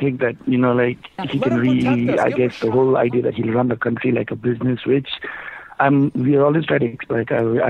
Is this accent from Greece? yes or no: no; Bhutan; from Bhutan.